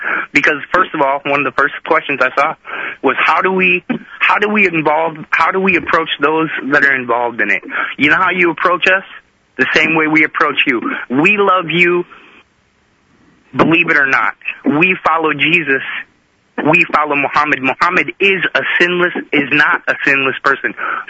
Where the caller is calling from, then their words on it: Nashville, Tennessee, United States; I'm calling from Nashville, Tennessee.